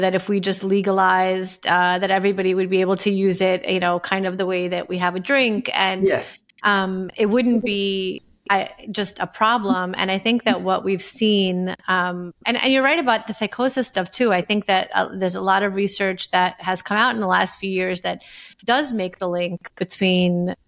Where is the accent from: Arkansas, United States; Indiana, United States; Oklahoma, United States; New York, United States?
New York, United States; I grew up in New York.